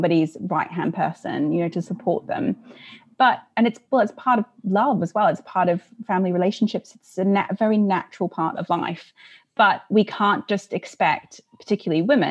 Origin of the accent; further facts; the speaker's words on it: Australia; moved away as an adult; now in United Kingdom; I'm originally, you can probably hear from my accent, not from here. I'm Australian, although I've lived here for a very long time.